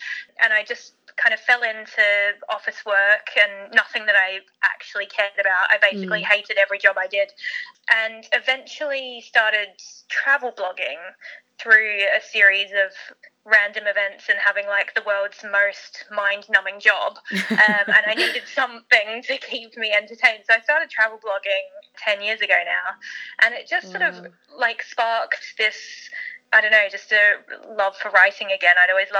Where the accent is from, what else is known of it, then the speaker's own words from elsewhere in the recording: Australia; accent: Australian; also born or lived in South Africa / United Kingdom / Canada; And I was born in South Africa, but grew up in Australia, and I've lived in Canada, and now I live here.